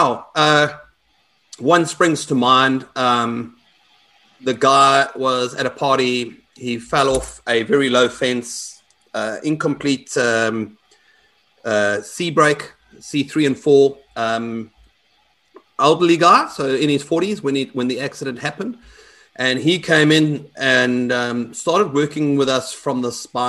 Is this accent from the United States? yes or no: no; South Africa; I'm South African